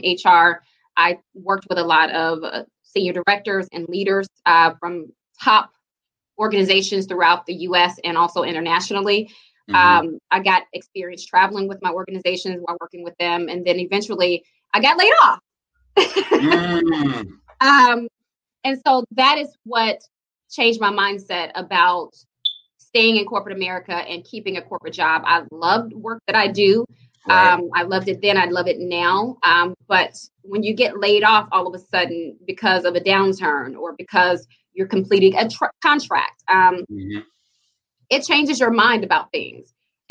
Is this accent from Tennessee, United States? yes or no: no; Jackson, Mississippi, United States; I grew up in Jackson, over in the Queens, off Flag Chapel on Northside Drive